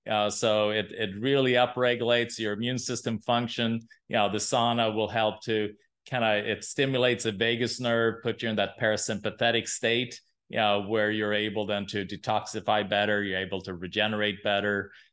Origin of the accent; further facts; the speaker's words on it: Sweden; English is a second language; Yeah, I'm from Sweden.